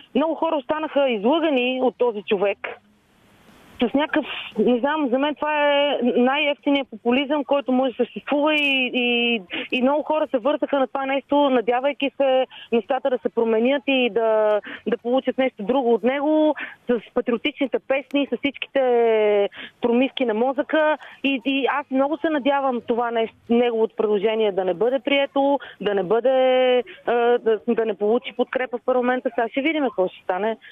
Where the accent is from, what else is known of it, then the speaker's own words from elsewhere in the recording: Vidin, Vidin Province, Bulgaria; accent: north-western dialect; написах две-три истории за Леди Гергана на северо-западен диалект, защото аз съм от Видин.